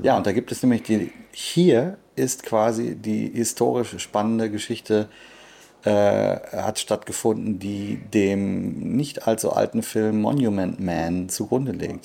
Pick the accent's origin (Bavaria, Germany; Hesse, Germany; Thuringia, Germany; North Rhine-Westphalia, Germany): North Rhine-Westphalia, Germany; Sauerland; Das ist unweit von meinem Heimatort